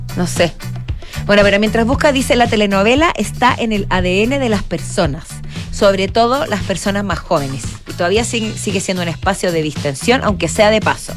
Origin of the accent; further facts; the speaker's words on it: Chile; con nuestras raíces, que está arraigado en nuestra tierra, como chilenos